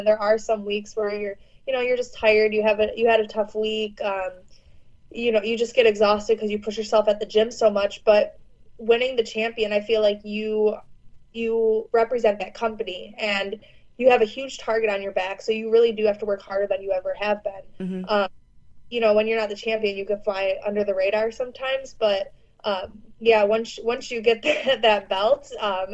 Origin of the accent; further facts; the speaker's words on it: Chicago, Illinois, United States; I grew up in Chicago